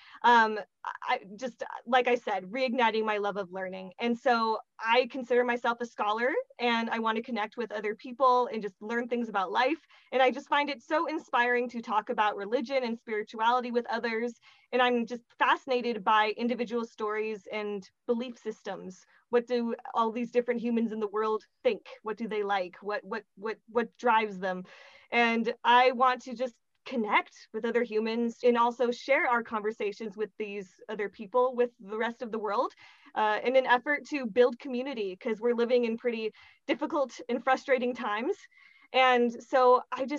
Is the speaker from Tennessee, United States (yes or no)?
no; Montana, United States; moved away as an adult; now in Vienna, Austria; I am from Montana in the United States, and I have been living here in Vienna since 2014.